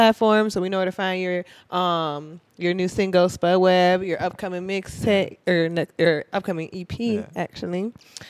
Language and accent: English; Minnesota, United States; Cause I'm from Minnesota. So I went from Minnesota to PCB, Florida for spring break one time.